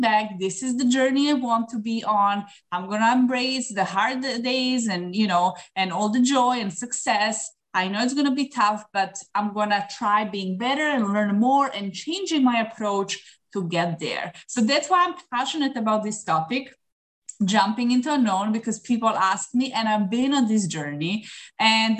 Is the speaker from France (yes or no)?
no; Serbia; moved away as an adult; now in Dubai, United Arab Emirates; I'm originally from Serbia